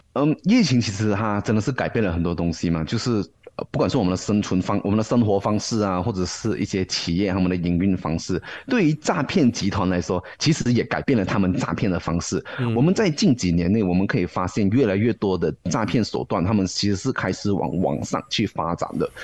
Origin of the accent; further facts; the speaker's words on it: Malaysia; 对于我们马来西亚人来说